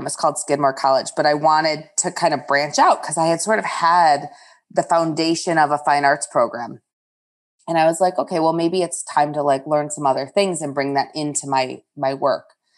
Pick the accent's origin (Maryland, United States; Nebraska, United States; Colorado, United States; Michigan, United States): Michigan, United States; outside of Detroit; moved away as an adult; also born or lived in upstate New York / Chicago; I grew up outside of Detroit